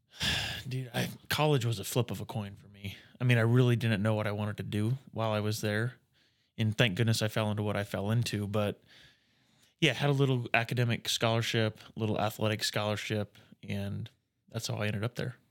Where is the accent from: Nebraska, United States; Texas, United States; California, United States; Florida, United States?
Nebraska, United States; Atkinson; moved away as an adult; also born or lived in Iowa; now in Norfolk, United States; So I grew up in Atkinson